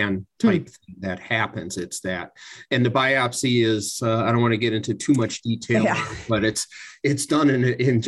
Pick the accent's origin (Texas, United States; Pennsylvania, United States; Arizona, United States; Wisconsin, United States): Wisconsin, United States; Milwaukee; moved away as an adult; also born or lived in Santa Barbara, California; I was born and raised in Milwaukee, Wisconsin